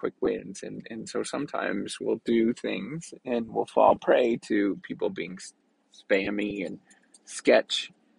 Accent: Canada; being Canadian, I tend to be understated

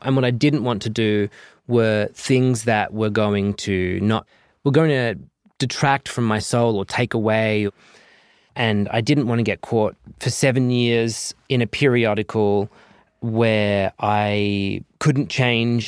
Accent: Southern Cross, Western Australia, Australia; moved away as an adult; also born or lived in Perth; now in United States; growing up in Southern Cross

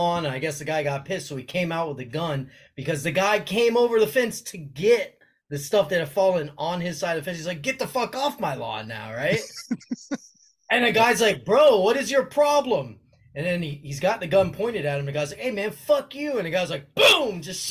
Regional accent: Miami, Florida, United States; I'm born and raised in Miami

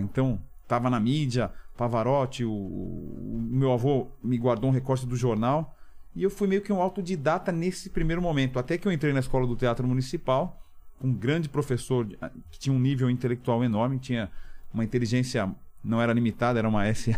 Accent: São Paulo, Brazil; also born or lived in Milan, Italy; eu cresci na Santa Efigênia aqui

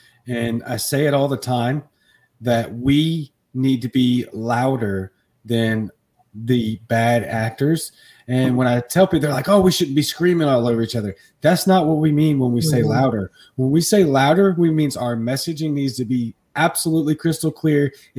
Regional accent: Baton Rouge, Louisiana, United States; I'm from Baton Rouge. I grew up in Louisiana.

